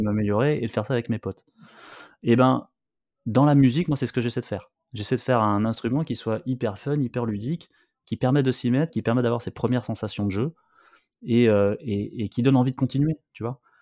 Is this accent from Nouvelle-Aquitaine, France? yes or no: yes; Bordeaux, Nouvelle-Aquitaine, France; je viens de Bordeaux, donc, tu vois, sur la côte